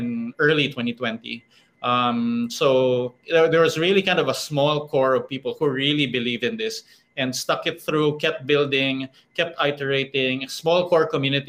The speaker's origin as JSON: {"language": "English", "country": "Philippines", "said": "here in my home country, in the Philippines"}